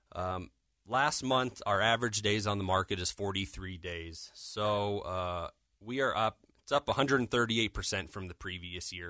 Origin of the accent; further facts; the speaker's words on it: Denver, Colorado, United States; born and raised in Denver.